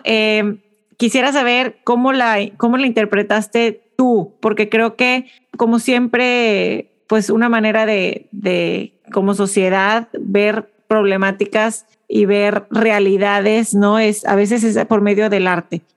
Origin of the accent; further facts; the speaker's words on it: Mexico; como mexicanas